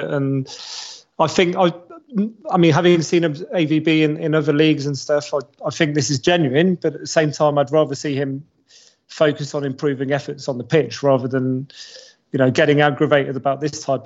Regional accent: Paris, Île-de-France, France; I grew up in Paris. I support Marseille from Paris

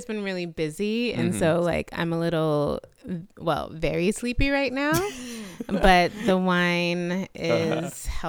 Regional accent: United States; accent: American; I have a little complex around my American accent.

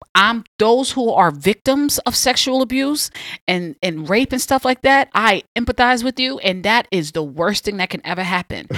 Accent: New York City, New York, United States; Born and raised Southside Jamaica, Queens all day

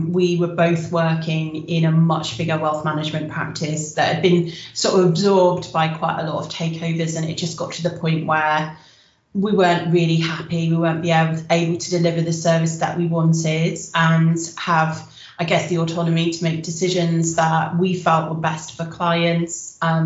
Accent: Wiltshire, South West England, United Kingdom; moved away as an adult; now in Cardiff, United Kingdom; I'm originally from Wiltshire

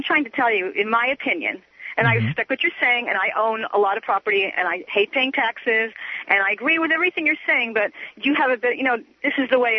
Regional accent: Hawaii, United States; I'm from Hawaii

